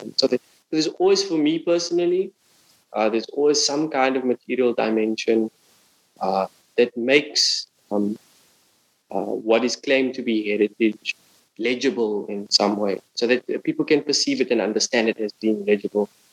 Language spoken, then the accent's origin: English; Cape Town, Western Cape, South Africa; moved away as an adult; now in Berlin, Germany; my hometown, Cape Town